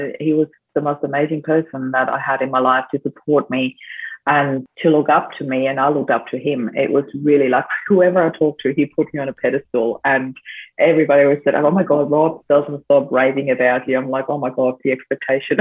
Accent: Austria; now in Australia; I'm actually originally from Austria, but I do live in Australia now.

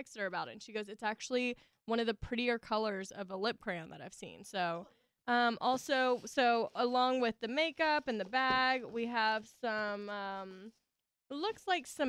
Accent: the South, United States; accent: Southern; I still have my Southern accent

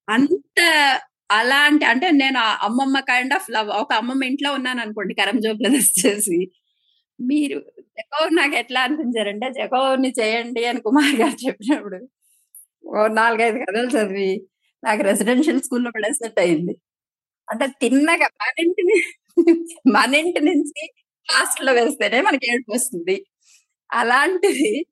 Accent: Palakonda, Andhra Pradesh, India; మాది శ్రీకాకుళం జిల్లా పాల్గొండ అండి

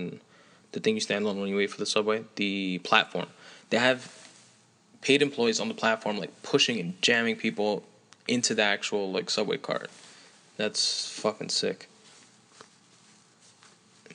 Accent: New York City, New York, United States; I'm from New York City, that being, well, I'm from Queens

